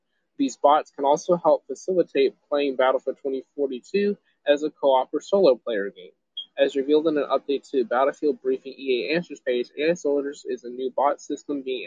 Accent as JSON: {"language": "English", "town": "Greenville", "region": "South Carolina", "country": "United States", "said": "I'm from Greenville"}